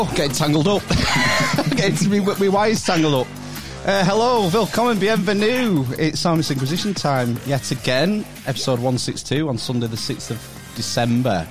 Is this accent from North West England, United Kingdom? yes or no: yes; Lancashire, North West England, United Kingdom; I am a Lancastrian because I'm born and raised yeah. and live in Lancashire